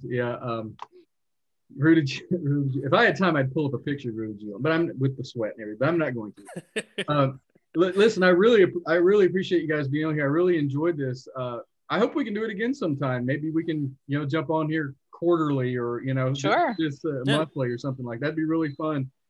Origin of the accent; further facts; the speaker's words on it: Leslie County, Kentucky, United States; I'm from Leslie County, the reddest county in the state